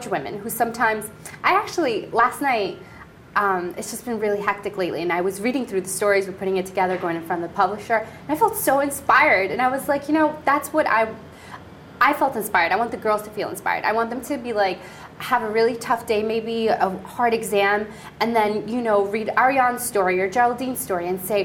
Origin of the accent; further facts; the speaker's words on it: Colombia; moved away; I was born in Colombia, Hispanic